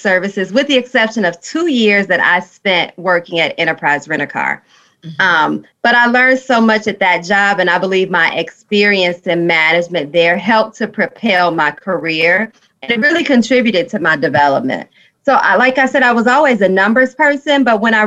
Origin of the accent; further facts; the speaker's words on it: Chicago, Illinois, United States; I am from Chicago, although, I live in the South suburbs. I've been here all these years.